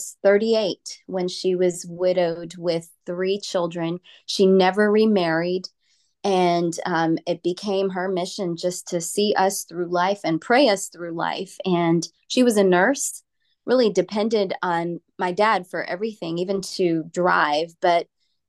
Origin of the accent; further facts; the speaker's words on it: New Jersey, United States; now in Texas, United States; I grew up in New Jersey, and I was part of an Indian Christian family